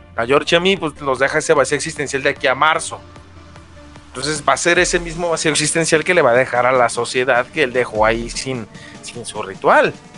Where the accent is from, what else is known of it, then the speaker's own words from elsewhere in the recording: Mexico; soy mexicano